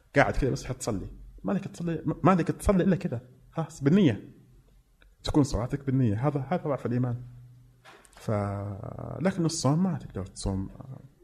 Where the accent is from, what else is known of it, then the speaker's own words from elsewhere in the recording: Mecca, Makkah Province, Saudi Arabia; now in Riyadh, Saudi Arabia; انا فعلا من مكه انا ما فقدت راسي من مكه ما كذبت بس اني يعني انسان عايش بالرياض